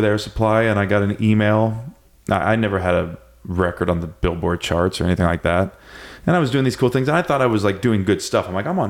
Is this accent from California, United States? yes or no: yes; Santa Cruz, California, United States; I was fortunate, like I said, growing up in Santa Cruz